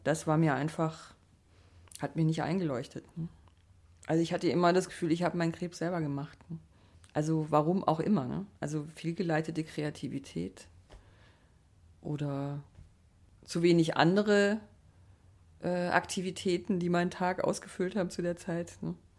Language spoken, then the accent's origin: German; Black Forest, Baden-Württemberg, Germany; ich bin im Schwarzwald aufgewachsen